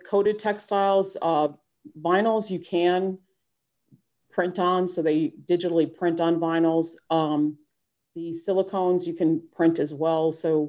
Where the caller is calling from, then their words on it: North Carolina, United States; I'm actually calling in from North Carolina.